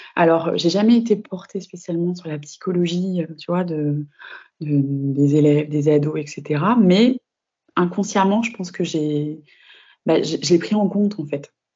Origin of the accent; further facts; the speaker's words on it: northern France, France; moved away as an adult; also born or lived in Nice / Lyon academy area; je suis née dans le Nord. Donc, j'ai passé toutes mes études dans le Nord de la France